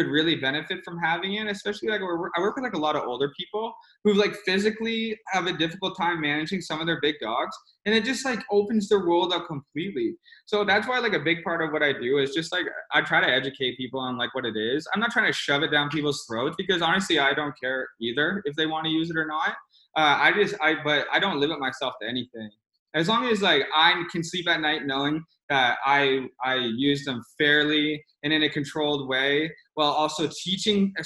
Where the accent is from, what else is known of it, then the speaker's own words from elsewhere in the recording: Canada; I'm a Canadian